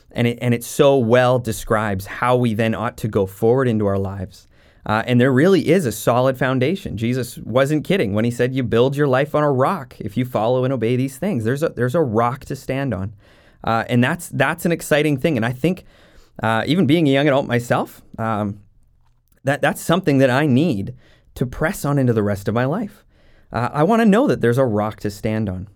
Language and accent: English; Jasper, Alberta, Canada; also born or lived in Saskatchewan; now in Maple Ridge, Canada; growing up in Jasper, Alberta, right in the Rocky Mountains.